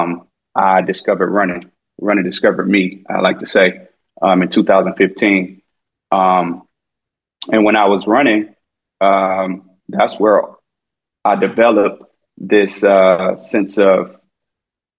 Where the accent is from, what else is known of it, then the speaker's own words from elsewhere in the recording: Detroit, Michigan, United States; also born or lived in Tennessee; born and raised in Detroit. I'm a West Side kid